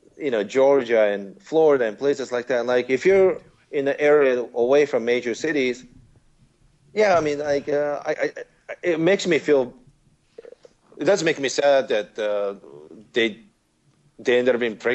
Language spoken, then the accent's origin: English; Osaka, Japan; moved away; my hometown in Osaka